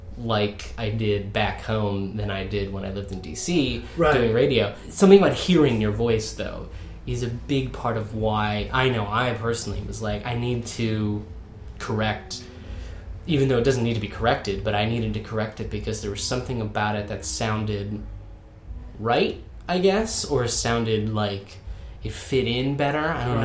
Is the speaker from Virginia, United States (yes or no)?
yes; Virginia, United States; accent: Southern; because I come from the South. From the southern United States. Like, folks back home don't talk like I do.